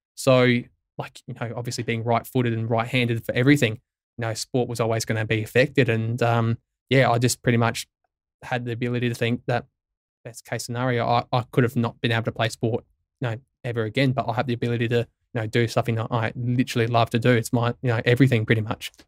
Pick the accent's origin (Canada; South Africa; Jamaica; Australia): Australia; Tintinara, South Australia; growing up in Tintin Arrow, which has probably population of maybe three hundred if at best